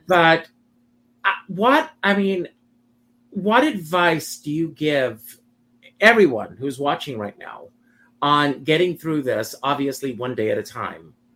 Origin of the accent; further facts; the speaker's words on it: Myrtle Beach, South Carolina, United States; just outside of Myrtle Beach.